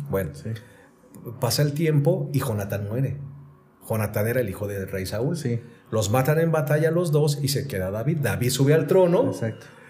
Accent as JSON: {"language": "Spanish", "region": "Mexico City", "country": "Mexico", "said": "yo soy de la Ciudad de México"}